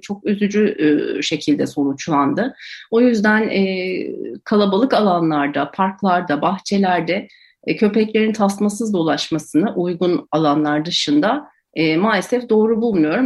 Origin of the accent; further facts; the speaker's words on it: Ankara, Turkey; Ben Ankara'da büyüdüm